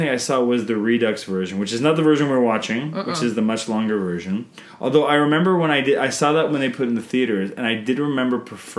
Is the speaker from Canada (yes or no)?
yes; Canada